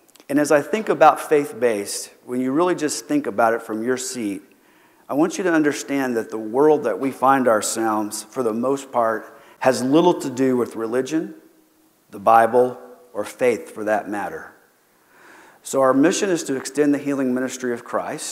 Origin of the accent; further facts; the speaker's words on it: Keene, Texas, United States; I grew up in Keene, Texas